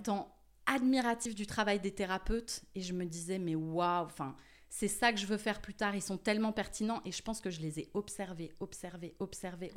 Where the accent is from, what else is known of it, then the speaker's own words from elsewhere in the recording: Paris, Île-de-France, France; moved away as an adult; now in Marseille, France; j'ai grandi à Paris. Je suis euh, une vraie Montmartroise